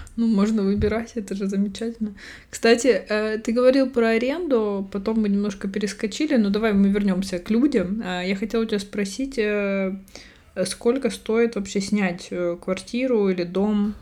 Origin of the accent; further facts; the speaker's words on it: Russia; accent: Russian (in Spanish); moved away; У меня всё ещё акцент, э, ру-, русский присутствует на испанском